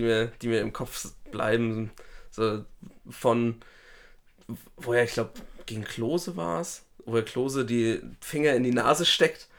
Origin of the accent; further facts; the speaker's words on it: Schleswig-Holstein, Germany; bei uns in Schleswig-Holstein